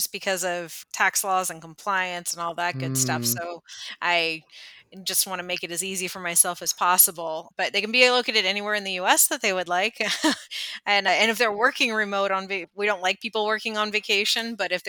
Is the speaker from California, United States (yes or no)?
yes; California, United States; I grew up in Northern California, about 5.5 hours north of San Francisco. So the middle of nowhere, lots of redwood trees, beautiful coastline, not a lot else.